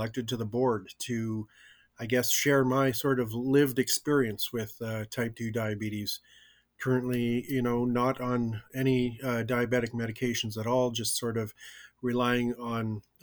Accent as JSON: {"language": "English", "town": "Winnipeg", "region": "Manitoba", "country": "Canada", "tie": "born or raised there", "also_born_or_lived": "Swan Lake First Nation, Manitoba", "moved": "yes", "lives_now": "Vancouver, Canada", "said": "I was adopted out of my community at a very young age, and I grew up in Winnipeg in a non-native, you know, household."}